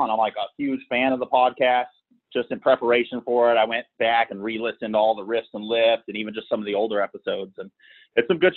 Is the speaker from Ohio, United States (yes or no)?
no; Sacramento, California, United States; No, so I'm from Sacramento.